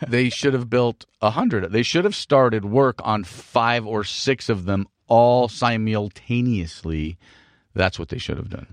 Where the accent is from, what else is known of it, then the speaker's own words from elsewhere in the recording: California, United States; we're from California